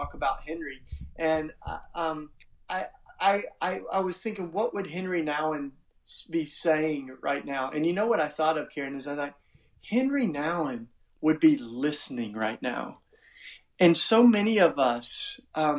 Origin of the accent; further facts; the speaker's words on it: Tennessee, United States; accent: charming accent; moved away as an adult; now in Philadelphia, United States; I grew up in the South in Tennessee. That's why I got, you know, the charming accent